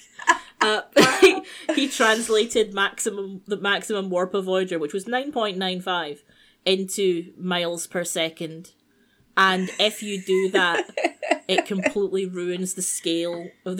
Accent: United Kingdom; I am British

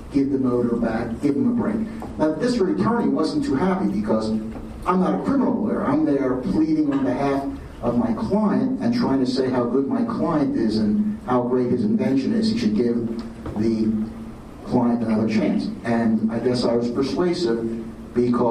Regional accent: Philadelphia, Pennsylvania, United States; now in Los Angeles, United States; I'm from Philadelphia

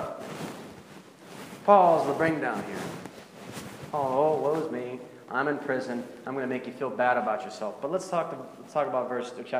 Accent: Pittsburgh, Pennsylvania, United States; now in Central Ohio, United States; I'm from Pittsburgh

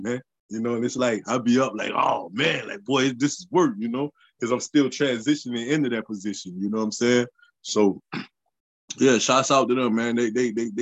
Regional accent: Sumter, South Carolina, United States; Where I'm from, Sumter, South Carolina

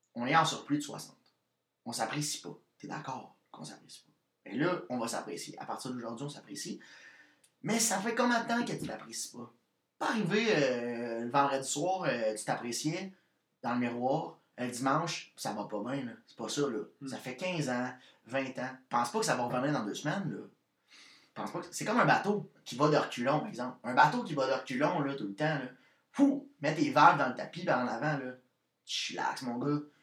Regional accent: Victoriaville, Quebec, Canada; je viens de Victoriaville, qui est proche de Québec qui est à 40, minutes de, Québec

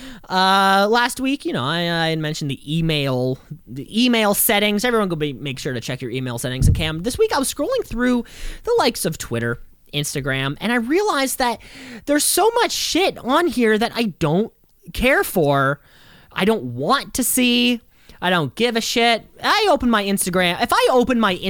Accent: Canada; We are so deeply ingrained in being Canadian.

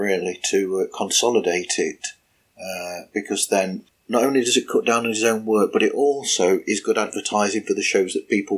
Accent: United Kingdom; as a Brit

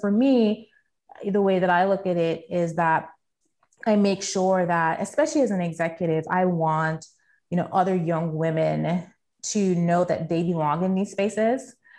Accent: St. Thomas, U.S. Virgin Islands; So, you know, I tell people that, you know, growing up in St. Thomas, I didn't realize how much a privilege it was.

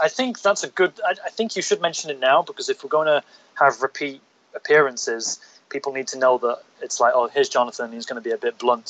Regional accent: North of England, United Kingdom; accent: northern; moved away as an adult; now in Hong Kong; I grew up in the North of England, and we are just really blunt.

